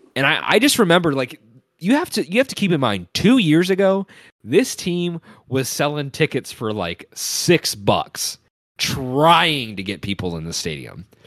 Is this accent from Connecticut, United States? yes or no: no; Cincinnati, Ohio, United States; as somebody who's watched so many Bengals games throughout my entire life, growing up in Cincinnati